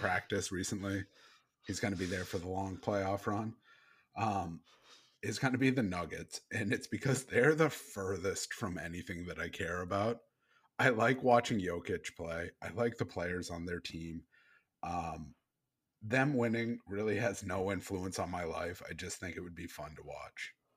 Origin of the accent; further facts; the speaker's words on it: Maine, United States; I grew up in Maine